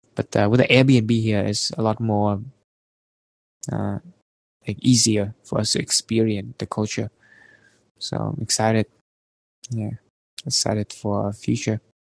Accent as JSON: {"language": "English", "country": "Vietnam", "tie": "born or raised there", "moved": "as an adult", "lives_now": "Canada", "said": "coming back to Vietnam because back there I think is kind of my home, you know, my hometown where I spend most of my time"}